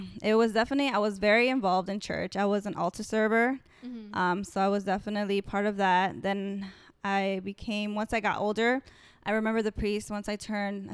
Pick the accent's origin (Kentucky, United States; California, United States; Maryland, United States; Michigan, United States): Maryland, United States; Langley Park; moved away as an adult; now in Virginia, United States; I am a DMVer. I grew up in Maryland, Langley Park.